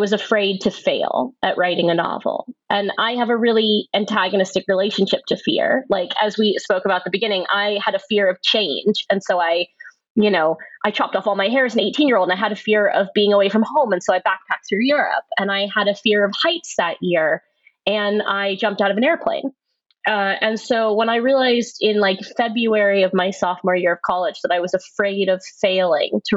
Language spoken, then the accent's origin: English; Nashville, Tennessee, United States; I grew up in Nashville, Tennessee